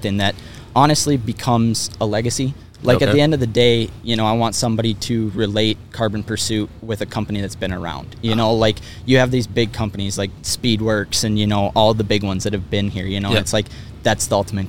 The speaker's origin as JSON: {"language": "English", "town": "Rogers", "region": "Minnesota", "country": "United States", "tie": "born or raised there", "said": "we're from kind of north of the Twin Cities here in Minnesota. So kind of the Rogers Elk River area"}